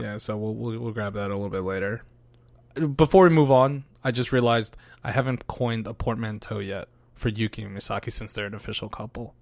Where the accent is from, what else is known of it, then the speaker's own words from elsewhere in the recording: United States; us growing up in America